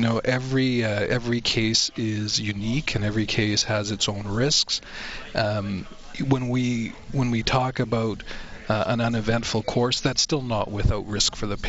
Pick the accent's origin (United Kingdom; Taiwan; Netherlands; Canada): Canada; One of the defining features of being a Canadian is our universal access healthcare system.